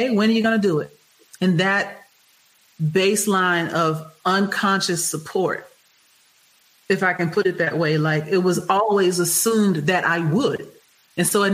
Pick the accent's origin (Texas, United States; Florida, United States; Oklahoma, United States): Texas, United States; Houston; I'm from Texas. Prairie View A&M is right there. Texas Southern University is right around the corner from where I grew up.